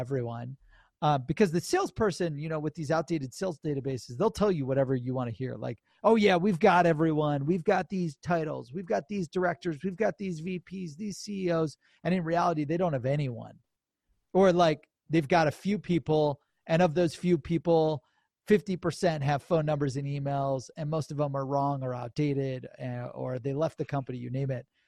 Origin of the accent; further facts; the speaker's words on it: Cleveland, Ohio, United States; I'm from Ohio, Cleveland, Ohio